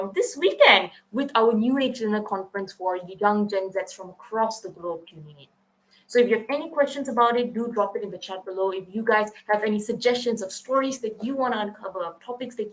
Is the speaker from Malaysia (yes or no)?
yes; Kluang, Johor, Malaysia; we share the same hometown. We are both from Kuang, Malaysia